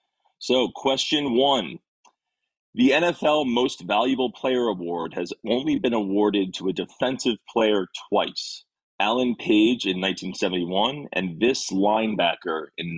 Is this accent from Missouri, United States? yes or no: no; Westchester, New York, United States; moved away as an adult; now in Austin, United States; Yeah, so I do live in Austin, Texas, but I am originally from New York. I moved to Austin about a year ago.